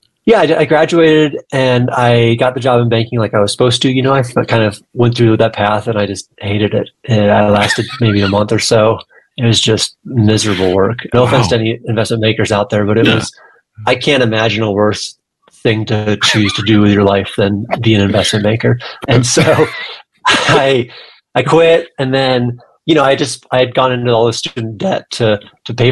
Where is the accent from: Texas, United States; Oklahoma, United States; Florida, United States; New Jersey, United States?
Florida, United States; moved away; I grew up in Florida, the son of 2 public